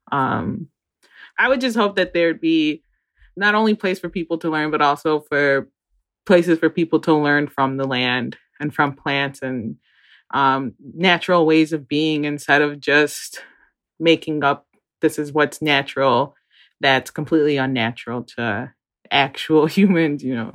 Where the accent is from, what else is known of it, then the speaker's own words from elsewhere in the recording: Great Lakes, United States; we're from Great Lakes